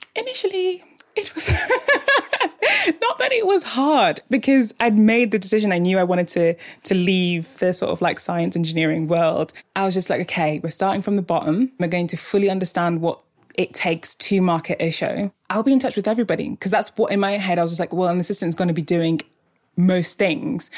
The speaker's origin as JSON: {"language": "English", "town": "Port Harcourt", "region": "Rivers State", "country": "Nigeria", "tie": "born or raised there", "also_born_or_lived": "Scotland", "said": "I grew up in Scotland until I was about nine. It was cold, I loved it, quite hilly, quite idyllic. And then I moved to Nigeria when I was nine. Um, I was in River State, so in the city of Port Harcourt"}